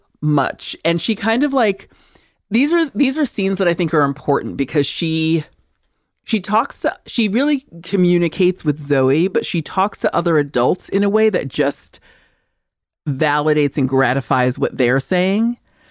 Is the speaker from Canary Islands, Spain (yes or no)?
no; Seville, Andalusia, Spain; Like, I'm from Sevilla, which you guys pronounce as Seville.